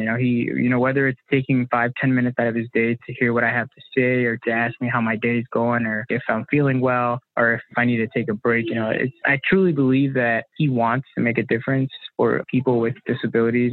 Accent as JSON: {"language": "English", "region": "Illinois", "country": "United States", "tie": "born or raised there", "said": "I'm from the Illinois area, born and raised here"}